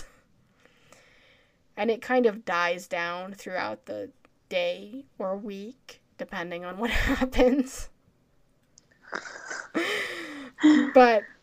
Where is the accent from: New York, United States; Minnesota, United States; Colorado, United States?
Colorado, United States; I'm from Colorado where we have a lot of, you know, the air's thinner here